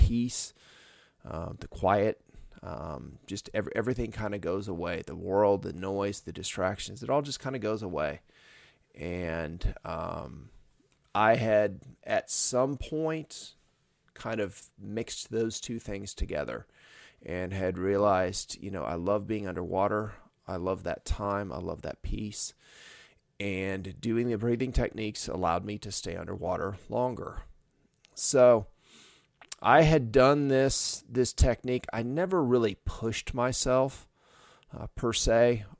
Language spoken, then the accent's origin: English; Indiana, United States; I'm from Northern Indiana, so we called it pop.